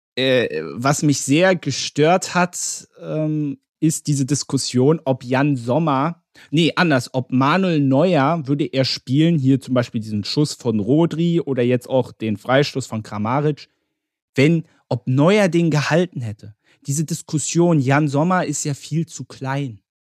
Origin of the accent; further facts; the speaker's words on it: Berlin, Germany; also ich als Berliner